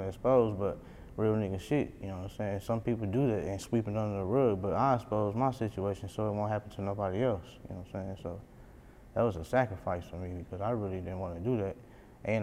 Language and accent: English; Milwaukee, Wisconsin, United States; I'm from Milwaukee